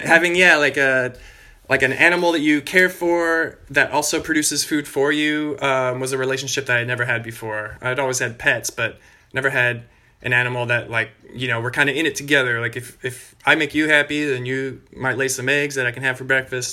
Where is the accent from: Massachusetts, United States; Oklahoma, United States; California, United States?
California, United States; Bay Area; also born or lived in Australia; I grew up in the Bay Area in California